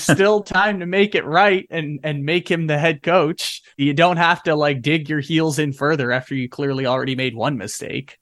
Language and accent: English; Sacramento, California, United States; my hometown, Sacramento